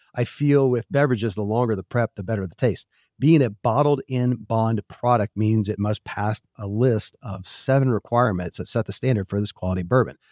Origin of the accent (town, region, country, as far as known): Kentucky, United States; born or raised there